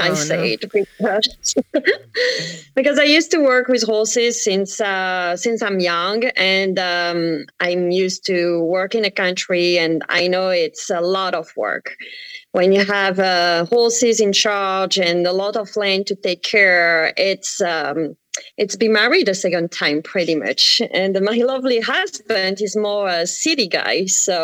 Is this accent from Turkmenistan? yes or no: no; France; accent: French; English is a second language; moved away as an adult; now in Belchertown, United States; you may hear with my accent, I come from France.